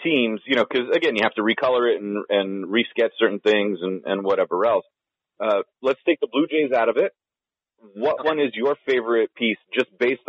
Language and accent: English; San Francisco, California, United States; I'm originally from San Francisco